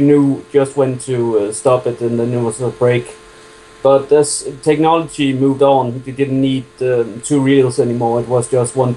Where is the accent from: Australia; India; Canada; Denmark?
Denmark; from Denmark